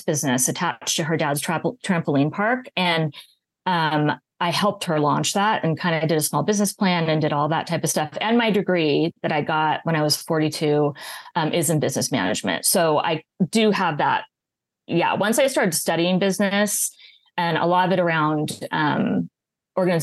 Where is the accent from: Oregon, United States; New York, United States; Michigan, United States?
Oregon, United States; moved away as an adult; now in Pasadena, United States; I'm originally from Oregon